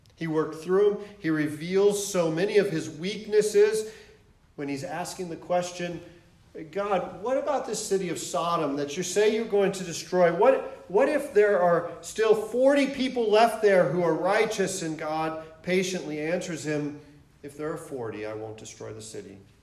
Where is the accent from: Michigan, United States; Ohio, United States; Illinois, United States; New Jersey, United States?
Michigan, United States; moved away as an adult; also born or lived in Atlanta, Georgia / St. Louis, Missouri / San Diego, California; I, I'm originally from Michigan. Um, grew up there